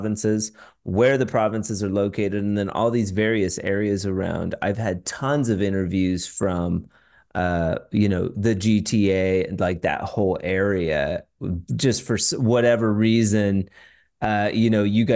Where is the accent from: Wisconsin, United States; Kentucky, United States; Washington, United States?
Washington, United States; I'm from Washington State